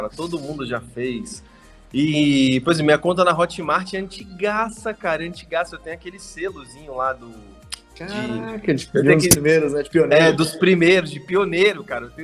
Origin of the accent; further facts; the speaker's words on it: Brasília, Federal District, Brazil; eu sou brasiliense, tenho 29 anos